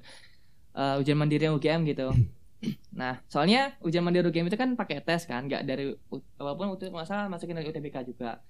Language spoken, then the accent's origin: Indonesian; Baleendah, Bandung Regency, West Java, Indonesia; moved away as an adult; also born or lived in Yogyakarta; SMA saya dari SMA Negeri 1 Balenda di Kabupaten Bandung